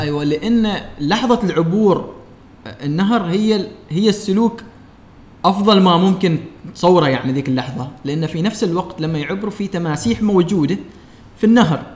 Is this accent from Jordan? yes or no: no; Oman; وإحنا كعمانيين